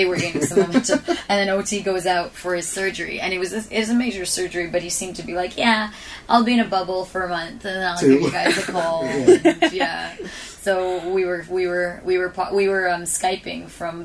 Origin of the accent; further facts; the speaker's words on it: Canada; I grew up in Canada, and you know, we're third culture